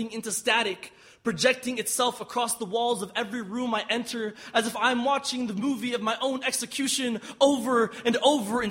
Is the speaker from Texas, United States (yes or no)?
yes; Austin, Texas, United States; I'm from Austin, Texas.